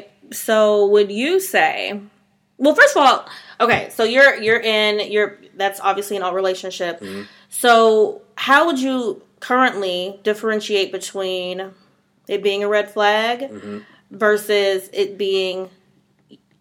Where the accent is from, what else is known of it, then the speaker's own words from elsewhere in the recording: Cleveland, Ohio, United States; we're from Cleveland